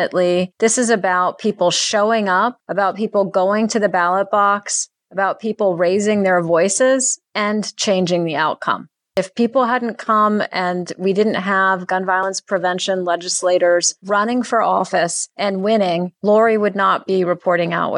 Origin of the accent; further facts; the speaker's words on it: Virginia, United States; I grew up in the Commonwealth of Virginia